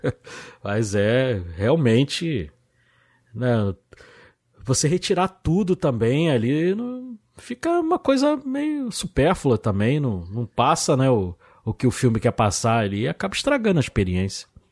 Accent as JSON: {"language": "Portuguese", "region": "Rio de Janeiro", "country": "Brazil", "said": "eu sou do Rio de Janeiro, né, assisti lá na Tijuca"}